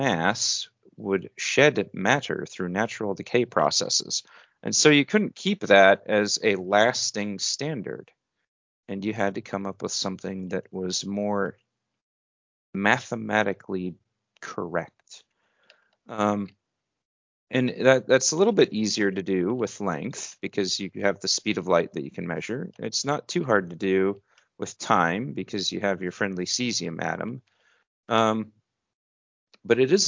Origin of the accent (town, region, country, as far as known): United States